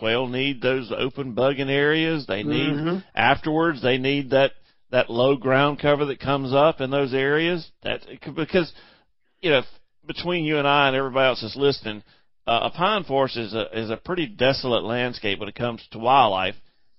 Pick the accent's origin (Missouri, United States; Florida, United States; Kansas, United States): Kansas, United States; now in South Carolina, United States; I mean, we're from Kansas. What's an invasive tree?